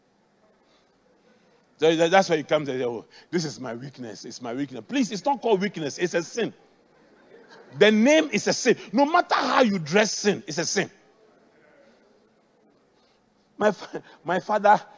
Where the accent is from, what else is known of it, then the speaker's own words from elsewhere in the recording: Accra, Greater Accra, Ghana; I grew up in Adabraka